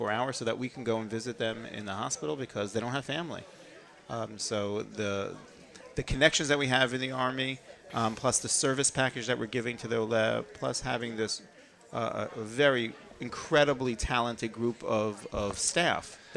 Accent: Jerusalem, Jerusalem District, Israel; And it's it's interesting because I come from Yerushalayim and I'm speaking mostly to my staff in English

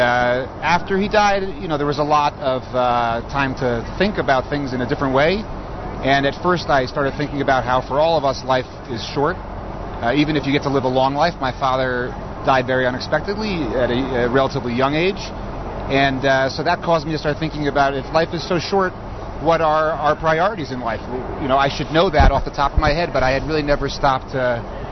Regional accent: Brookline, Massachusetts, United States; moved away as an adult; also born or lived in Newton, Massachusetts; now in Israel; I grew up in Brookline

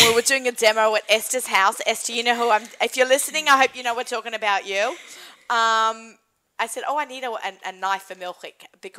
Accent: Australia; accent: Australian; moved away; I'm Australian. I have an accent.

